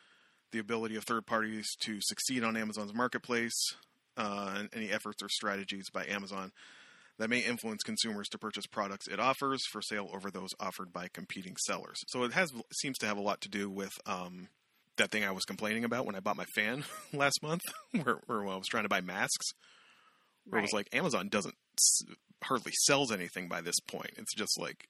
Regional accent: Canada

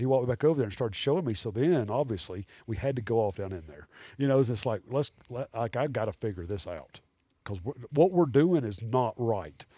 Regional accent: Birmingham, Alabama, United States; growing up in Birmingham, as a avid deer hunter and fisherman

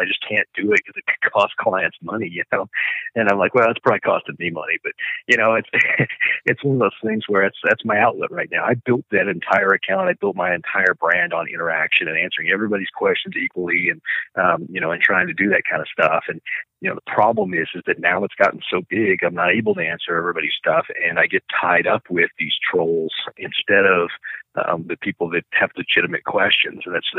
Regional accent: Little Rock, Arkansas, United States; also born or lived in St. Louis / Dallas / Tampa / Kansas City; now in Denver, United States; I was born in St. Louis. I grew up a large portion of my life just outside of Little Rock, Arkansas. But I've lived other places as well: Dallas, Tampa, Kansas City, Chicago.

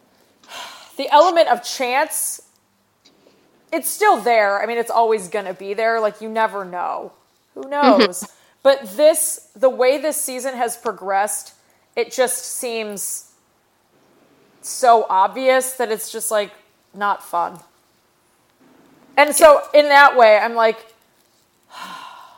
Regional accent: Cleveland, Ohio, United States; moved away; I'm from Cleveland

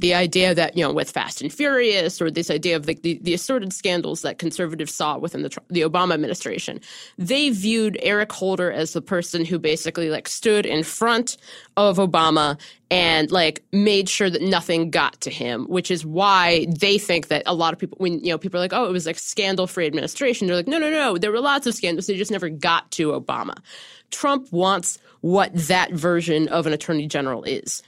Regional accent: Ohio, United States; growing up in Ohio in two thousand four

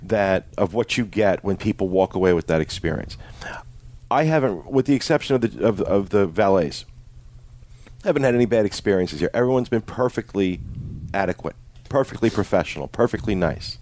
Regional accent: Jersey Shore, New Jersey, United States; I am from the Jersey Shore

